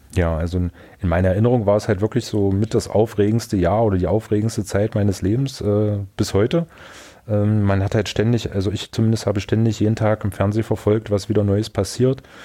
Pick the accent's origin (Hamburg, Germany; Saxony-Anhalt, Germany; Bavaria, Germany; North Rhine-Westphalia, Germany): Saxony-Anhalt, Germany; Magdeburg; ich bin gebürtiger Magdeburger, lebe auch heute noch in Magdeburg, äh, in Sachsen-Anhalt